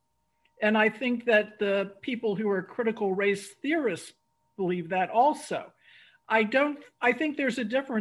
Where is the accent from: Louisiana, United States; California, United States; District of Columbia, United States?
District of Columbia, United States; Washington; I grew up in Washington, D.C., which is majority Black